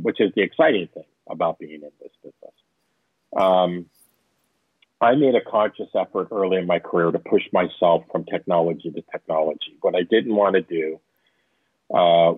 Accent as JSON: {"language": "English", "area": "Orange County", "region": "Southern California", "country": "United States", "tie": "born or raised there", "said": "I was born in Northern California, but I grew up in Southern California. My father was an aerospace engineer. And so I grew up in Orange County"}